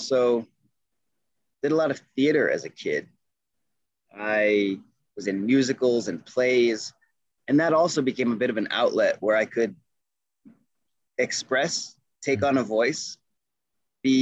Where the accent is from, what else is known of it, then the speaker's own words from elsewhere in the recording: Adirondack Mountains, upstate New York, United States; moved away as an adult; also born or lived in Duino, Italy; now in Nederland, Colorado, United States; I was born just outside of New York City, but I didn't have any meaningful experiences there as a kid. We moved when I was about 2 years old to the Adirondack Mountains. That's in upstate New York.